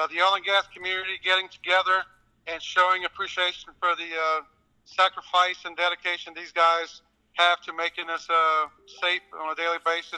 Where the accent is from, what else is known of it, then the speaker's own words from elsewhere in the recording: Louisiana, United States; moved away as an adult; also born or lived in East Texas; now in Midland, United States; I'm from Chippewa, Louisiana